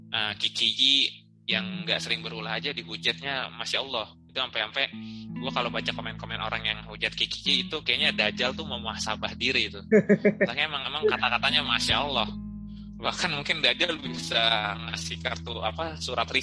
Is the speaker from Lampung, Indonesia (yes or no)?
no; Bekasi, West Java, Indonesia; Itu, itu aja sih perkenalan gue. Gue dari Bekasi.